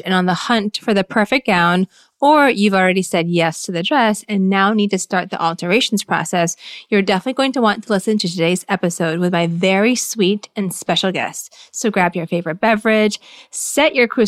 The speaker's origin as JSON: {"language": "English", "town": "Farmington Hills", "region": "Michigan", "country": "United States", "tie": "born or raised there", "also_born_or_lived": "Philippines / Livonia, Michigan", "said": "I'm from the Philippines. When we first moved to the States, I grew up in Michigan. So in Farmington Hills, and /Livonia"}